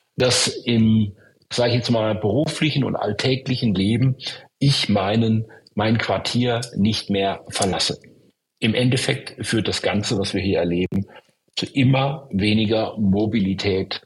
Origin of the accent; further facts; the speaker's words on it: Stuttgart, Baden-Württemberg, Germany; ich komme ja aus Stuttgart, einer Stadt, die davon betroffen war